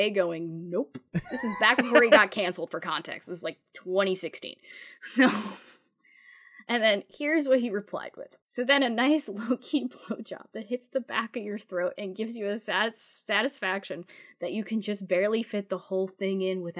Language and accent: English; United Kingdom; Being British, there's another important Elizabeth in my life.